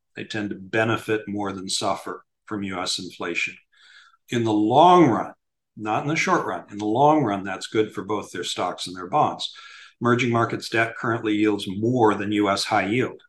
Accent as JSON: {"language": "English", "town": "Miami", "region": "Florida", "country": "United States", "tie": "born or raised there", "said": "In Miami, my hometown"}